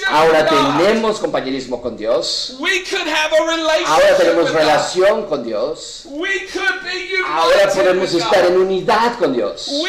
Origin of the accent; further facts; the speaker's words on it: Mexico; o los gentiles aquí como nosotros somos mexicanos